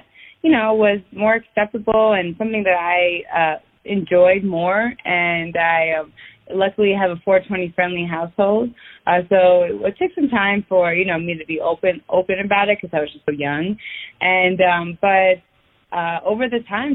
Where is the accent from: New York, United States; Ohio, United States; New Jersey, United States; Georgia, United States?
New York, United States; Westchester County; I am 28 years old, and I am from Westchester County in New York